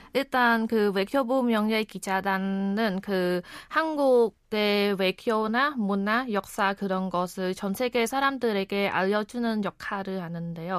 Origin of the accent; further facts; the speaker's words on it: Cambodia; Korean is a second language; moved away as an adult; now in Korea; 저는 카모디아에서 온